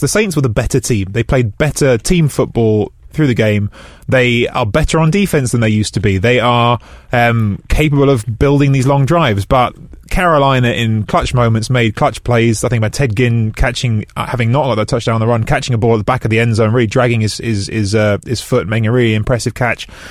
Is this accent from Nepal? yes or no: no; England, United Kingdom; I have an Italian dad and I grew up in England